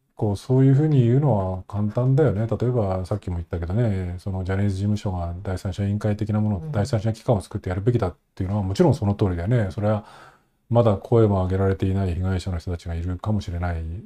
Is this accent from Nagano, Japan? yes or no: yes; Nagano, Japan; 僕長野出身で